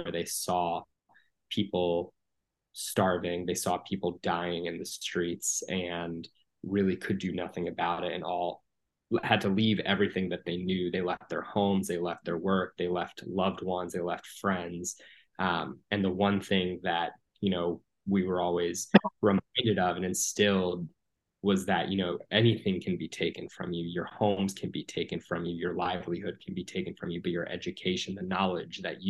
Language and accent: English; United States; I grew up here in the States. I'm a first generation Palestinian American